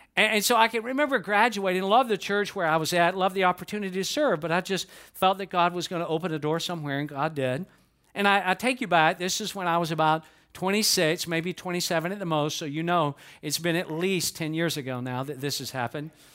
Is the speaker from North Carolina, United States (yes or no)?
no; Atlanta, Georgia, United States; moved away as an adult; now in Lakeland, United States; I was born and raised in Atlanta, Georgia.